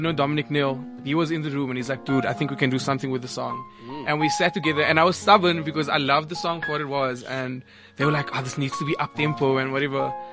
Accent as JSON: {"language": "English", "town": "Cape Town", "region": "Western Cape", "country": "South Africa", "said": "I'm from Cape Town"}